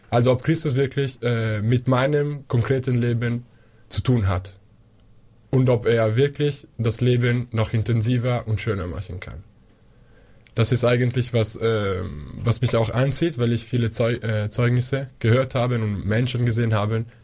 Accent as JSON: {"language": "German", "country": "Switzerland", "lives_now": "Munich, Germany", "said": "Grüß Gott. Ich freue mich sehr, hier zu sein. Ich komme aus der Schweiz und studiere äh, Philosophie hier an der LMU in München seit vier Jahren."}